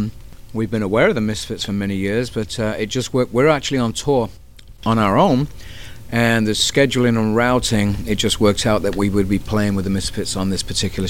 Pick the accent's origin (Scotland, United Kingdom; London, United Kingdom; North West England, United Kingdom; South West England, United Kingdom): North West England, United Kingdom; Manchester; We're from Manchester, England. And Manchester, England is the epicenter of everything cool. It's the north of England